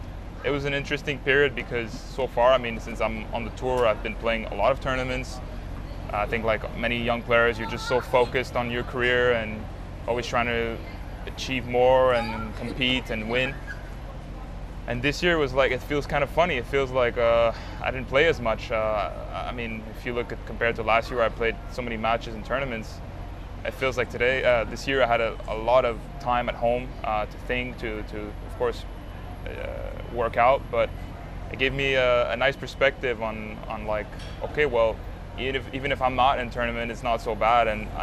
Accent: Montreal, Quebec, Canada; growing up in Montreal, Canada, I mean, first time I went outside of Montreal to play tennis was Toronto

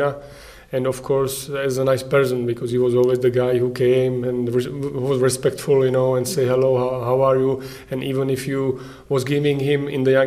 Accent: Prostějov, Olomouc Region, Czechia; English is a second language; We are from Prostějov

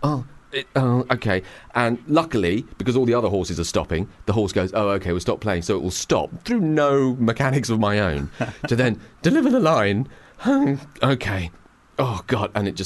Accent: England, United Kingdom; being very English and drinking tea

